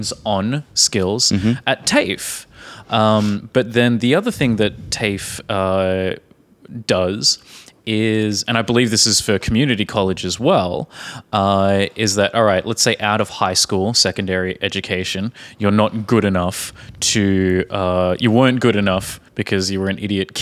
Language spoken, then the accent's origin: English; Australia; from Australia.